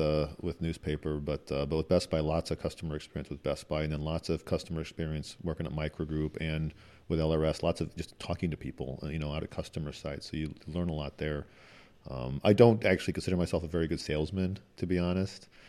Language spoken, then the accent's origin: English; Midwest, United States; moved away; also born or lived in Washington; growing up in the Midwest